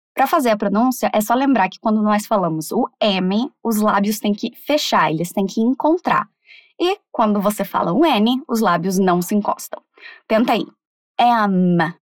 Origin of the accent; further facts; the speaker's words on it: Brazil; a forma que a gente fala aqui está correta